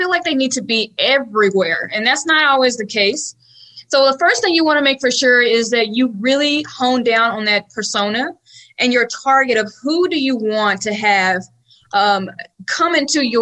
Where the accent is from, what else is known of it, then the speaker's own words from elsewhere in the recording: Dallas, Texas, United States; accent: Dallas, Texas; I am actually born and raised here in Dallas